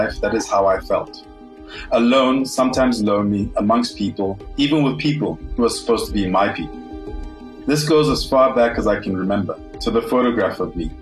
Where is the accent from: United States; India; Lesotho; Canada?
Lesotho; moved away as an adult; also born or lived in Ghana (ancestry) / Germany (ancestry); now in South Africa; Being an immigrant in Lesotho, I have been considered not Mosotho enough. Having grown up outside of Ghana my whole life